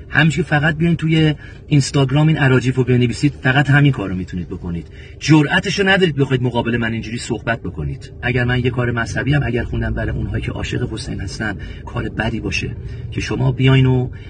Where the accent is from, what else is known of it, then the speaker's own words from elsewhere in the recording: Iran; ما ایرانی هستیم بچه مسلمانی مسلمان زادم هستیم